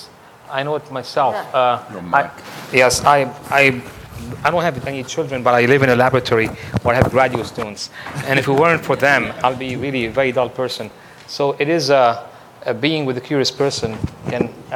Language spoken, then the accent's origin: English; New Jersey, United States; I come from New Jersey